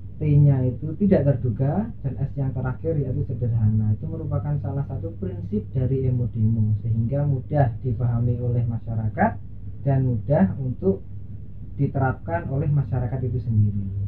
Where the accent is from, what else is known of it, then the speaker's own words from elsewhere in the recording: Banyuwangi, East Java, Indonesia; also born or lived in Malang; asal saya dari Banyuwangi